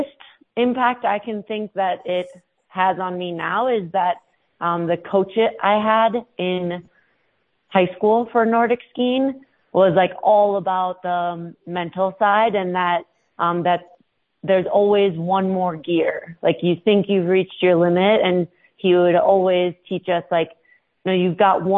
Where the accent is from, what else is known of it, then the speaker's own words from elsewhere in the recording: Minnesota, United States; now in Leadville, United States; I grew up in Minnesota